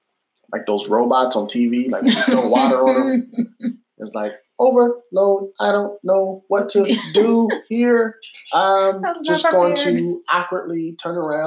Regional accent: Illinois, United States; also born or lived in Boston; now in Memphis, United States; when I grew up in Illinois or when we lived in Boston

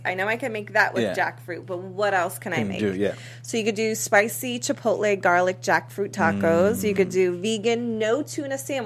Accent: East Coast, United States; now in Los Angeles, United States; being from the East Coast

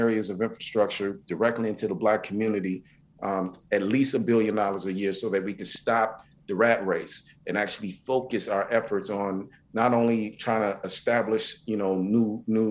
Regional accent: Minnesota, United States; also born or lived in Mississippi; I'm from Mississippi, you know, and I grew up in Minnesota

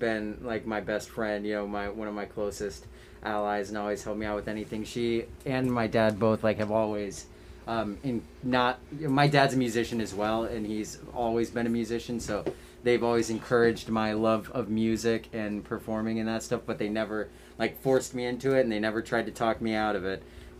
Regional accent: Decatur, Illinois, United States; I am also from Decatur, Illinois, born and raised.

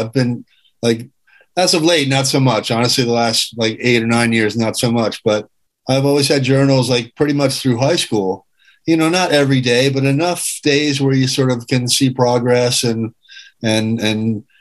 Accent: Springfield, Massachusetts, United States; Born in Massachusetts, Springfield, home of the original Friendly ice cream store

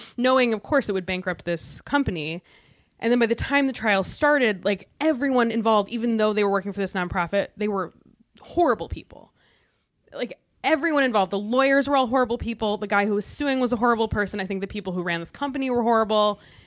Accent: Michigan, United States; moved away; I was from Michigan

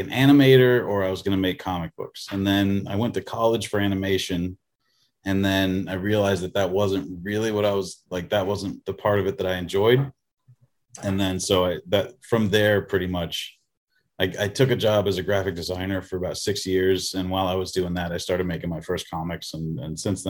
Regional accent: Colorado Springs, Colorado, United States; moved away; I grew up in Colorado Springs.

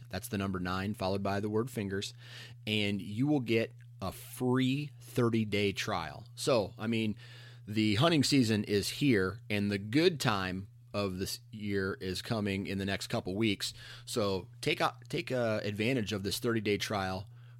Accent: Iowa, United States; cause I'm from Iowa. I'm in the eastern side of the state.

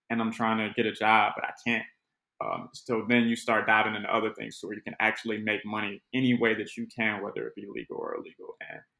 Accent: Chicago, Illinois, United States; I'm from the west side of Chicago. Austin neighborhood, spent more than a little bit of time in the Cabrini Green projects

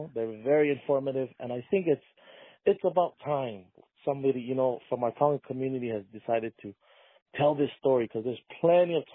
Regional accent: Hamakua Coast, Big Island of Hawaii, United States; small plantation town where I also grew up when I was born on the Big Island.

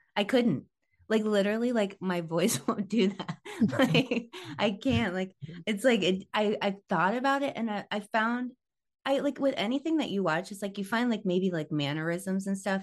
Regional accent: Tampa, Florida, United States; moved away as an adult; also born or lived in southern Missouri; now in Missouri, United States; we moved to Tampa when I was nine, and so like Tampa, I feel like was kind of like my formative years. It was like fourth grade through high school

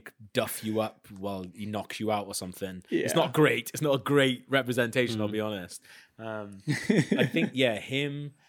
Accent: Wales, United Kingdom; accent: Welsh; now in London, United Kingdom; Yeah. I've lived in London, unfortunately, for 12 years. So mine's kind of gone a little bit.

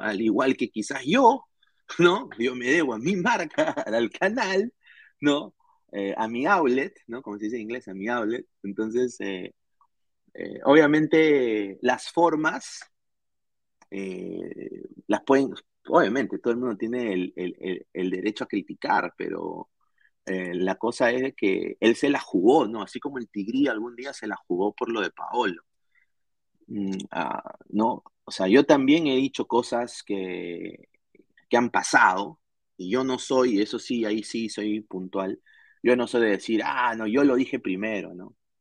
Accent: Peru; now in Orlando, United States; Como peruano

